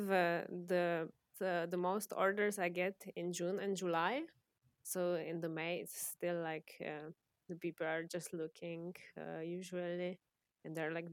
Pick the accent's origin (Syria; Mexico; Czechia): Czechia; moved away as an adult; now in Maribor, Slovenia; I was born in Czech Republic